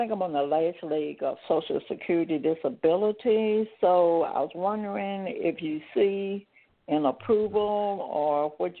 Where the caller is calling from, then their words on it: Tennessee, United States; I'm calling from Tennessee.